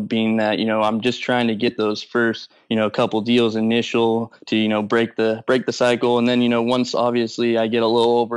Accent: Modesto, California, United States; I'm from Modesto, California

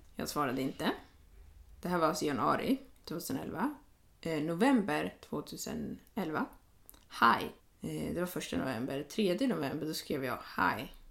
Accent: Sweden; jag var svensk

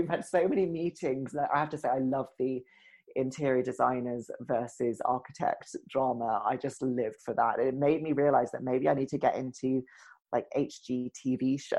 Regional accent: New York, United States; I just talk and I say how it is. You know, I'm a New Yorker. I yell at you, you know?

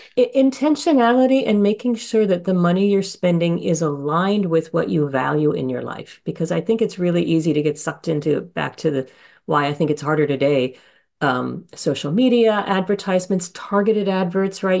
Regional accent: Honolulu, Hawaii, United States; moved away; I grew up in Honolulu

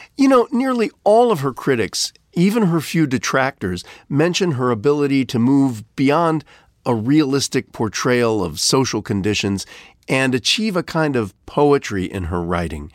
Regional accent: Ohio, United States; moved away; my home state of Ohio

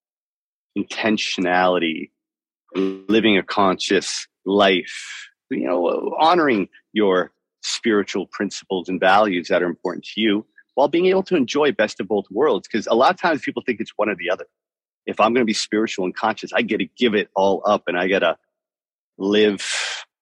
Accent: Toronto, Ontario, Canada; also born or lived in Miami; now in Nosara, Costa Rica; I'm from Toronto. From Toronto, but I lived in Miami for many, many years

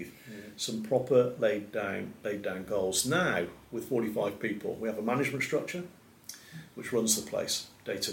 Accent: Gloucestershire, South West England, United Kingdom; now in Shropshire, United Kingdom; I was born in Gloucestershire. And when I moved to Shropshire, my mother thought I'd gone to the other side of the world

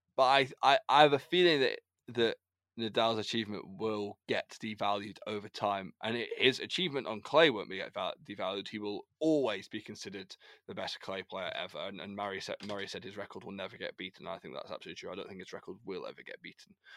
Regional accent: United Kingdom; as British, we, as British, we people

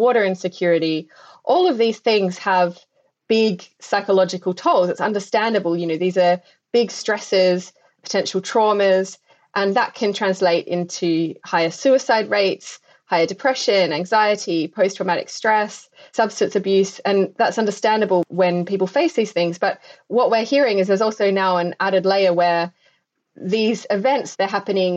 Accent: Adelaide Hills, South Australia, Australia; moved away; I grew up in Australia and had seen the impacts on the landscapes that I hold very, very dear to my heart in my own home of the Adelaide Hills.

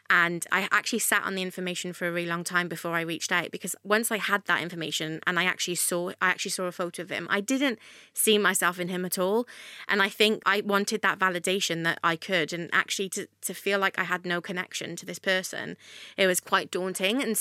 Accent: Wales, United Kingdom; Oh, there was everything there that I guess is in London, just on a smaller scale.

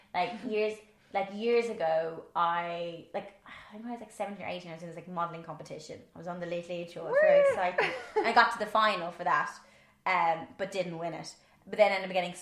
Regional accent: Ireland; accent: Irish; my Irish accent

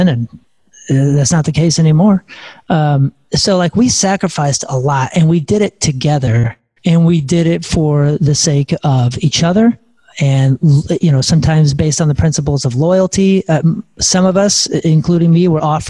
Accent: St. Louis, Missouri, United States; we're all from St. Louis

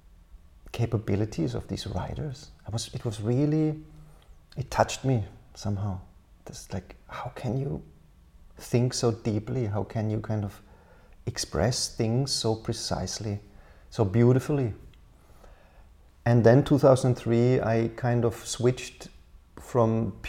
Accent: Karlsruhe, Baden-Württemberg, Germany; moved away as an adult; also born or lived in Berlin / Helsinki; the city center of my hometown, Karlsruhe.

